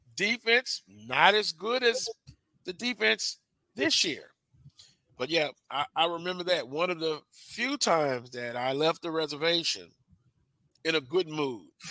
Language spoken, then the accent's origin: English; Louisiana, United States; I'm a native of Louisiana